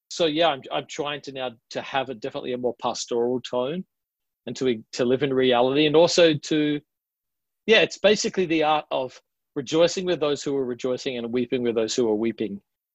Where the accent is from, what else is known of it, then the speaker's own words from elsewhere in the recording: Adelaide, South Australia, Australia; accent: Australian; I'm from Adelaide, which is known as a little more, it's the only state that wasn't founded by convicts. So it's got a distinct accent that sounds slightly British.